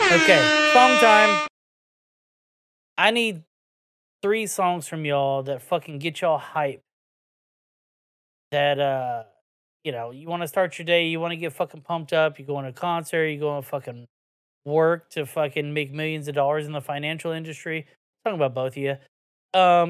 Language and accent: English; the South, United States; we're from the South down here